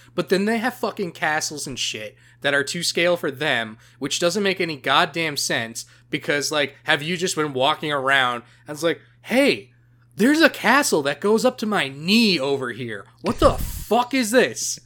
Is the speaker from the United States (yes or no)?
no; Canada; being Canadian